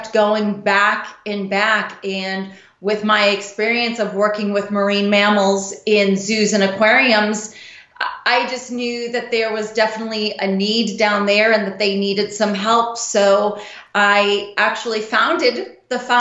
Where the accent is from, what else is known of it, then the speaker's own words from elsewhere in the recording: Boston, Massachusetts, United States; I'm originally from Boston. I was born and raised in Boston.